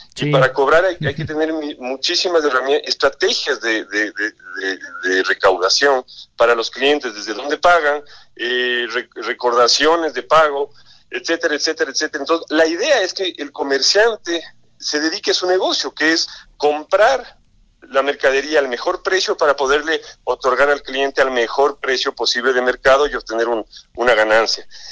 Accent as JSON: {"language": "Spanish", "country": "Ecuador", "moved": "as an adult", "lives_now": "Mexico", "said": "yo vengo del Ecuador, trabajé alrededor de 20 años en un grupo financiero y comercial en el Ecuador"}